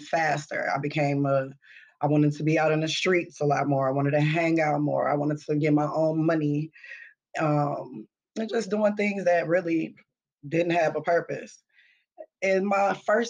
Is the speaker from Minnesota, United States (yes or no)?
yes; Minneapolis, Minnesota, United States; I'm from Minneapolis. I'm an 80s baby, so you know, I was here during the whole crack epidemic